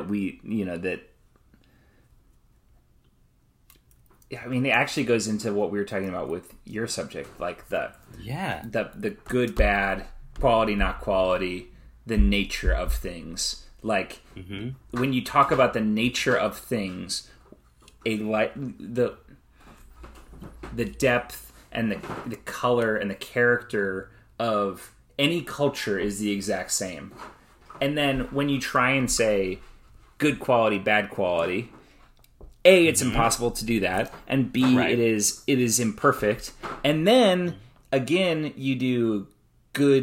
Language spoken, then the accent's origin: English; United States; I may be an American